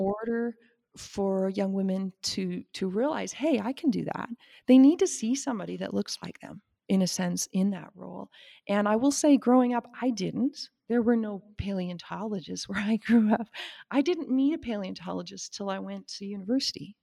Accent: Saskatchewan, Canada; moved away as an adult; also born or lived in Wyoming; I grew up in Saskatchewan

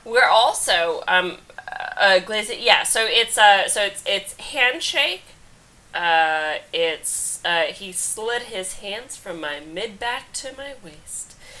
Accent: Kansas, United States; now in New York, United States; I'm from Kansas.

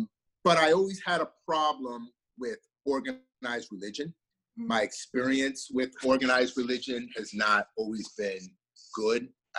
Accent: South Carolina, United States; also born or lived in New York; And, you know, I remember growing up in South Carolina, it was different. I lived in the South, but I also grew up in the North too.

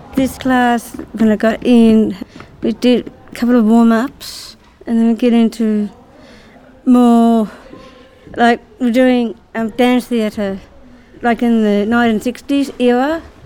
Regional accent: Canberra, Australian Capital Territory, Australia; I grew up in Canberra at that time

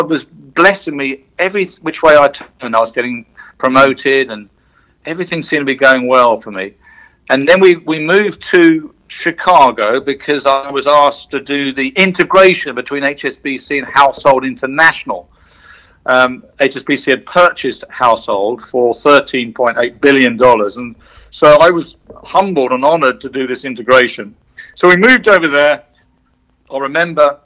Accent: south coast of England, United Kingdom; moved away as an adult; also born or lived in London; So the first 44 years of my life were in the UK. I was born in London, but brought up on the south coast

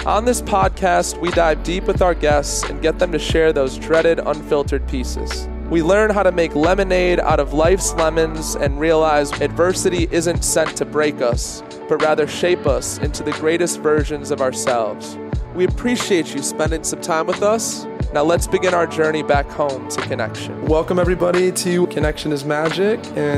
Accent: Detroit, Michigan, United States

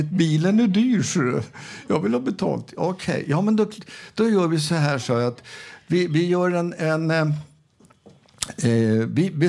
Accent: Arvika, Värmland, Sweden; Jag kommer ju själv från Arvika

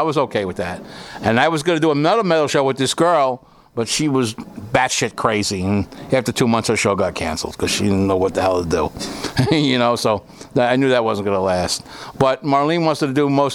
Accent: New York, United States; I'm from New York

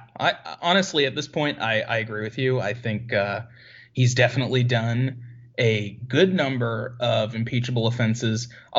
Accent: Syracuse, New York, United States; now in Dallas, United States; my hometown, Syracuse, New York

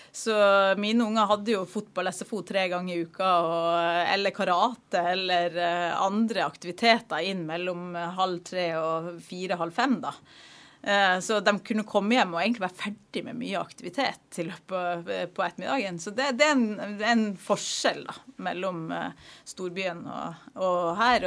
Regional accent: Narvik, Nordland, Norway; also born or lived in Eastern Norway; now in Stryn, Norway; jeg er fra Narvik i Nord-Norge, men der er det lenge siden jeg har vært.

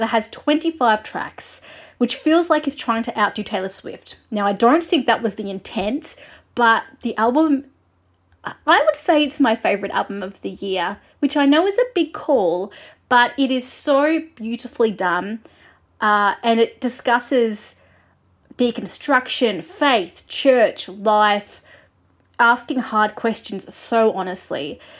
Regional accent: Australia; I'm an Australian music journalist.

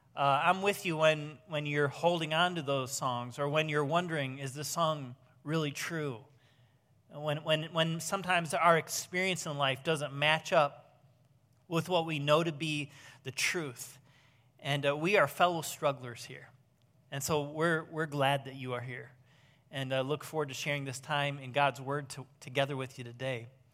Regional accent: Southwest Michigan, United States; now in Ohio, United States; I grew up in Southwest Michigan

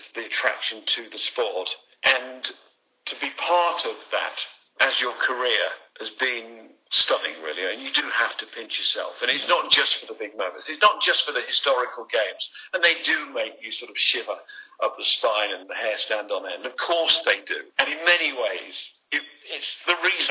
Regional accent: England, United Kingdom; I'm still an Englishman

